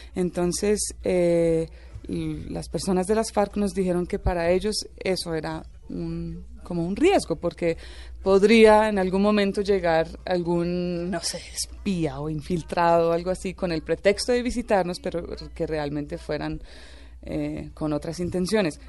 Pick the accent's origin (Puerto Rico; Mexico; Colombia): Colombia; Icononzo, Tolima; also born or lived in Venezuela; Vivíamos en una finca en, en, el Tolima, también en una zona bien remota